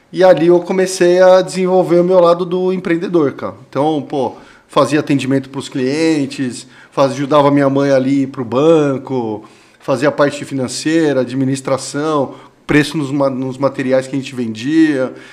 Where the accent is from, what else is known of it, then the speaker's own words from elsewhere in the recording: Vinhedo, São Paulo, Brazil; tudo começou eu era muito pequeno, porque eu vim de São Paulo para Vinhedo, tinha problema de respiração e meu pai trabalhava no banco e veio para Vinhedo para melhorar a qualidade de vida da família.